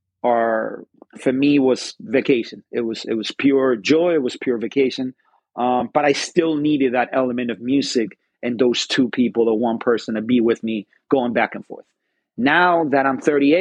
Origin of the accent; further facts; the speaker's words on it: Spain; moved away; I'm from Spain, so I'm always going to have a Spanish influences when I cook